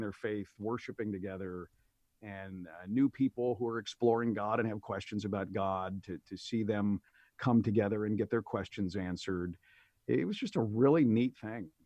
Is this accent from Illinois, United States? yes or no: yes; Aurora, Illinois, United States; moved away as an adult; also born or lived in Oak Park; moved back to my hometown of Aurora to be by family